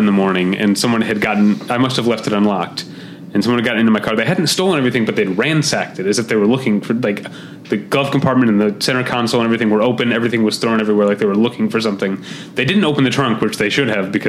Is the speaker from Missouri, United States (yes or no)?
yes; St. Louis, Missouri, United States; moved away as an adult; also born or lived in Chicago; now in Los Angeles, United States; I'm from St. Louis, went to college in Chicago, there for 4 years, and been out here about 12 years